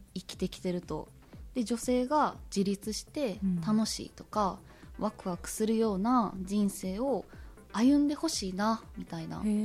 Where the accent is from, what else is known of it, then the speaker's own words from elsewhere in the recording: Kaizuka, Osaka, Japan; moved away as an adult; now in Kozagawa, Japan; 私は大阪生まれ大阪育ちで7年前に和歌山県に移住してるんですが